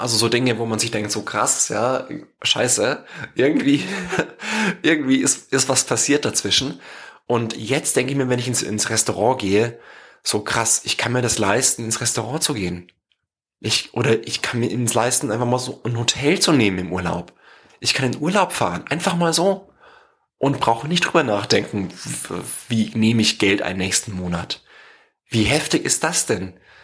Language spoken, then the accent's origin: German; home village near Regensburg, Bavaria, Germany; weil es einfach an meinem Heimatdorf am nächsten dran war